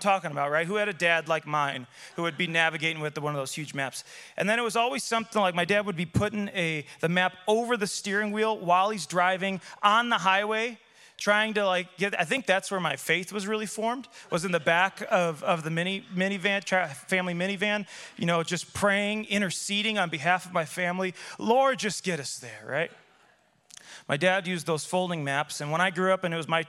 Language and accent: English; Chicago, Illinois, United States; I grew up in Chicago